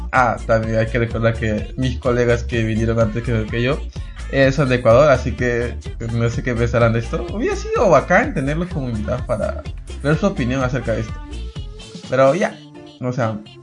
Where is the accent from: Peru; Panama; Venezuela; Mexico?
Peru; yo soy peruano